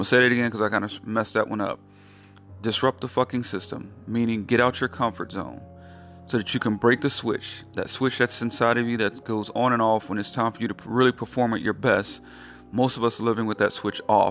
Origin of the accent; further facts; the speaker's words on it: North Carolina, United States; North Carolina, my home state